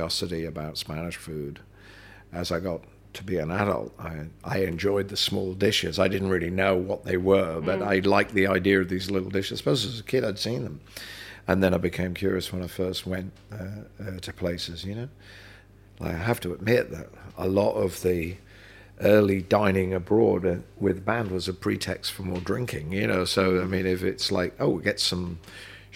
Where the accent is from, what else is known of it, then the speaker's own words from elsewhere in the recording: London, United Kingdom; also born or lived in Birkenhead; I was born in London. I was born in St Mary's